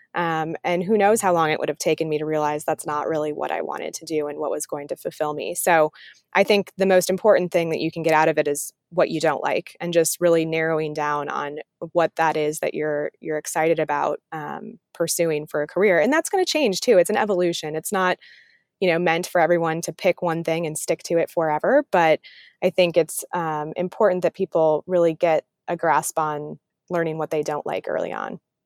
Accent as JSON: {"language": "English", "area": "Wisconsin and Illinois", "region": "Midwest", "country": "United States", "tie": "born or raised there", "said": "I grew up in the Midwest, um, Wisconsin and Illinois, um, split my childhood between the two of those states"}